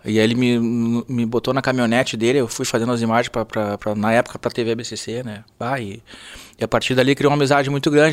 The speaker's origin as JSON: {"language": "Portuguese", "region": "Rio Grande do Sul", "country": "Brazil", "said": "eu sou gaúcho, né? E, e adoro nossa cultura, nossa tradição"}